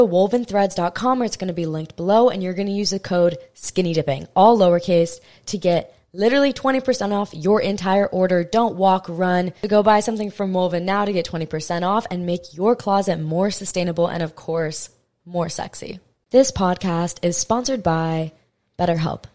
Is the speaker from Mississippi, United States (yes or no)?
no; Hawaii, United States; I'm from Hawaii